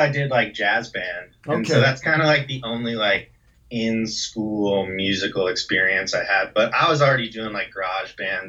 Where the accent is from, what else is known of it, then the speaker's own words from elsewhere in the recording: Austin, Texas, United States; also born or lived in Kansas City; I was born in Kansas City, and then we later moved to Austin when I was like 7.